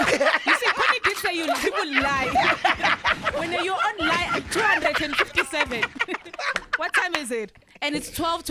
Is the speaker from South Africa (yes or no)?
yes; Pietermaritzburg, KwaZulu-Natal, South Africa; She's from my hometown.